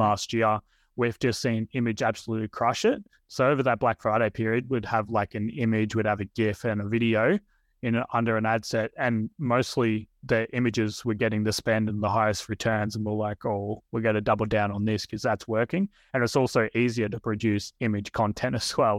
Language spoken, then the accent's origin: English; Australia